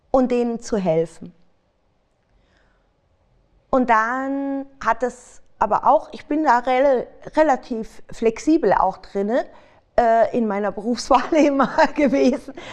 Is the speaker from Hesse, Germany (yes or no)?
yes; Frankfurt, Hesse, Germany; Ich bin gebürtig aus Frankfurt.